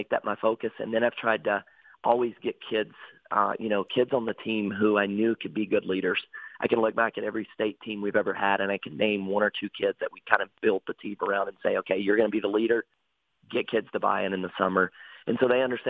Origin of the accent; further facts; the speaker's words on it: North Carolina, United States; moved away as an adult; now in Detroit Lakes, United States; I'm actually from North Carolina